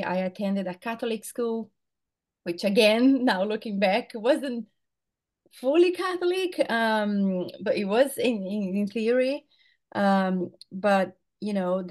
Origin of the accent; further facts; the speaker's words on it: Brazil; moved away as an adult; now in Brisbane, Australia; I live in Brisbane, Australia. I was born and raised in Brazil, but I've been here for 17 years now